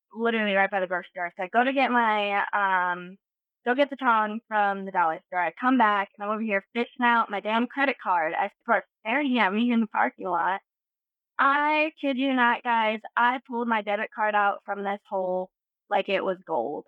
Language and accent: English; North Carolina, United States; I'm from North Carolina